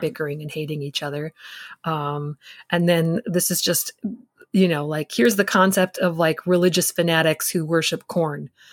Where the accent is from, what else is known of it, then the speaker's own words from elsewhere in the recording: Michigan, United States; I grew up in the Midwest and in Michigan